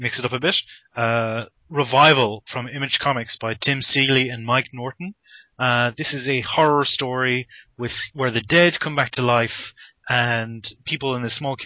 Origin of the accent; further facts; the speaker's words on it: Ireland; growing up in Ireland